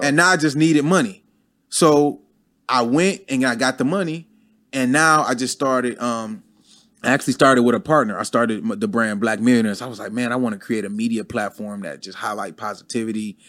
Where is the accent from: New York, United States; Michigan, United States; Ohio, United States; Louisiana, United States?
Michigan, United States; Detroit; moved away as an adult; now in Atlanta, United States; I never been to Atlanta before. I'm from Detroit.